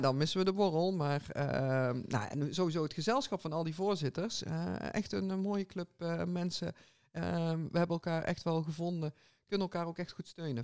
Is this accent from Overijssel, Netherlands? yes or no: no; 's-Hertogenbosch, North Brabant, Netherlands; bij ons in Den Bosch